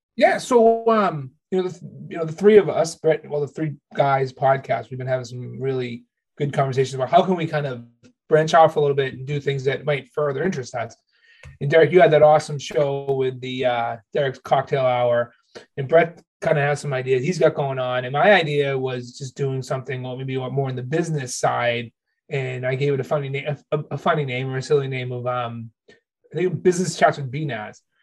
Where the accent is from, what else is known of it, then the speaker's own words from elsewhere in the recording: Haverhill, Massachusetts, United States; I'm from Haverhill